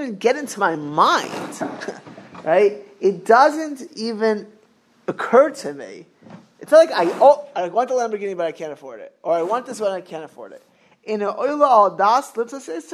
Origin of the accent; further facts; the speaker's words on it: Miami Beach, Florida, United States; I grew up in Miami Beach